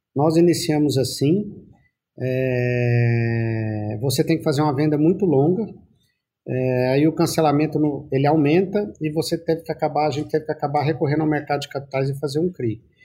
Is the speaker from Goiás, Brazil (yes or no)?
yes; Goiás, Brazil; nós já somos de Goiás.